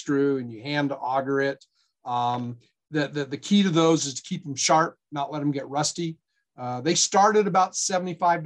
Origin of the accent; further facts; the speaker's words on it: Black Hills of South Dakota, United States; now in Nevada, United States; I'm from the Black Hills of South Dakota